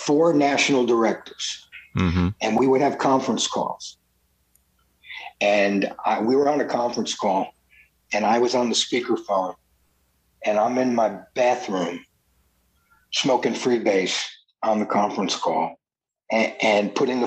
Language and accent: English; New Jersey, United States; now in California, United States; I was from New Jersey, so I knew everybody in Jersey and New York